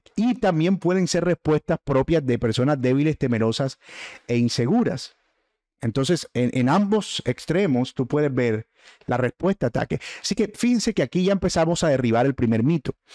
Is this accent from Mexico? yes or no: no; Caribbean coast, Colombia; el término boletear, de que nosotros usamos en la costa